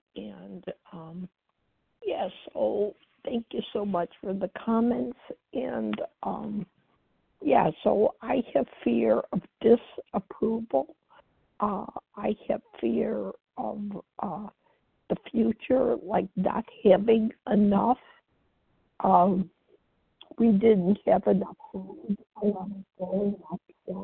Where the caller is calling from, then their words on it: Chicago, Illinois, United States; I'm calling from Chicago.